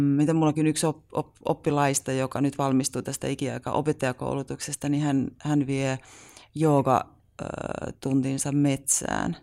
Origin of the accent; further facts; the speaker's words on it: Haukivuori, South Savo, Finland; mä oon kotoisin Haukivuorelta, et mm. ihan myös hyvin pieneltä paikkakunnalta